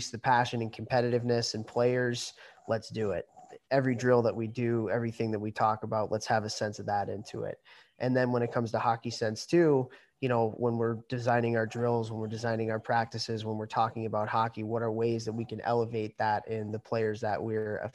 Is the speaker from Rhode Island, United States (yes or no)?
no; Chicago, Illinois, United States; moved away as an adult; Born and raised in Chicago